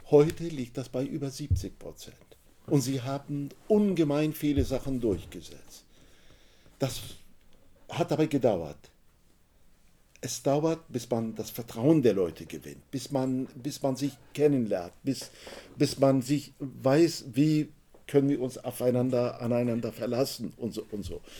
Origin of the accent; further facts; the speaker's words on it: Düsseldorf, North Rhine-Westphalia, Germany; Ja, es ist mir, ich komme aus Düsseldorf. Düsseldorf ähm, war ehemals ein Zentrum der Schwerindustrie.